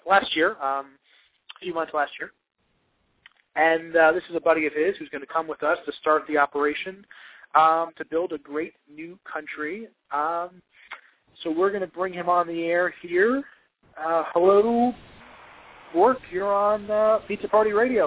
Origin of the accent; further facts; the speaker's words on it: New Jersey, United States; I'm from New Jersey.